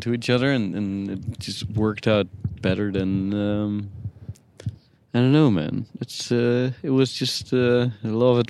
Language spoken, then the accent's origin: English; Netherlands; also born or lived in Australia; I'm from the Netherlands